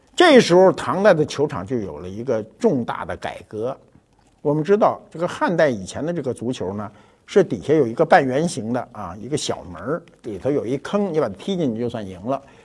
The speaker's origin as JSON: {"language": "Chinese", "country": "China", "said": "我们中国人"}